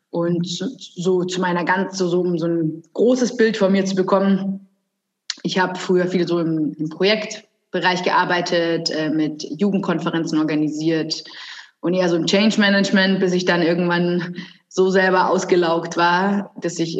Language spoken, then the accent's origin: German; Bavaria, Germany; also born or lived in Munich / Brazil; genau, also … ähm, ich bin gebürtige Münchnerin, also bin aber dann am Land hier groß geworden